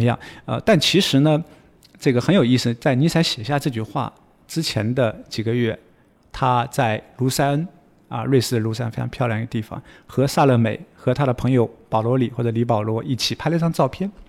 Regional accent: China; 相当于我们中国人说的谚语

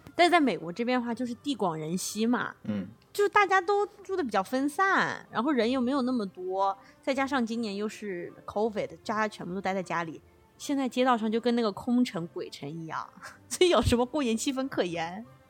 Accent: Jiangnan, China; now in California, United States; 但是我从小是在我妈妈就是长大的这个城市长大的，就是在一个江南地区

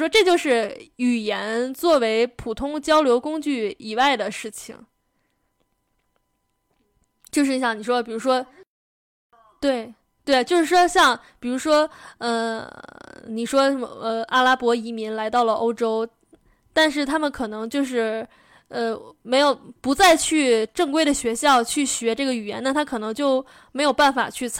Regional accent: Xinjiang, China; 确的认为我就是新疆人。

